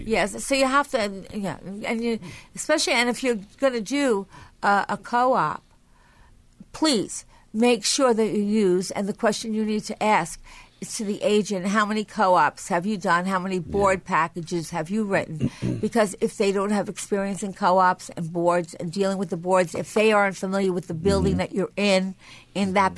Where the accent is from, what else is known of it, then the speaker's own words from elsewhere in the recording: Nassau County, New York, United States; moved away; I come from Nassau County, so I had a lot to learn when I came to the city